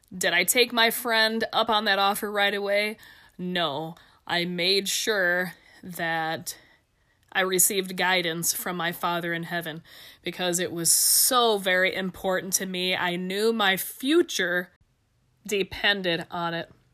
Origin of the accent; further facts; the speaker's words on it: Ohio, United States; moved away as an adult; also born or lived in Nebraska; now in Albuquerque, United States; I'm from Ohio.